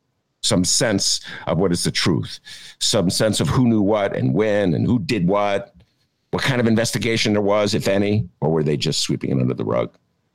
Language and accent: English; Evanston, Illinois, United States; my beloved Evanston, my hometown, where I went to high school and studied algebra.